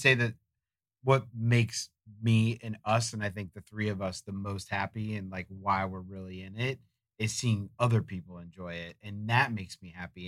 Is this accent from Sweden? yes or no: no; Florida, United States; growing up in Florida